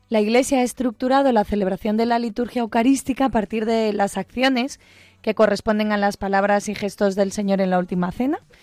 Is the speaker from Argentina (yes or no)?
no; Galicia, Spain; una zona de Galicia, en mi pueblo, en una aldeita